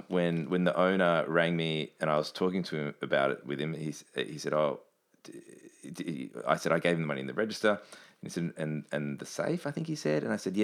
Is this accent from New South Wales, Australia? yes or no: yes; Sydney, New South Wales, Australia; I grew up in Chester Hills near Bankstown